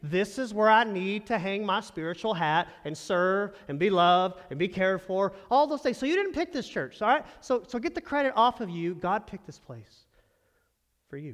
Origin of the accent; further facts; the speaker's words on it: Texas, United States; moved away; I'm from Texas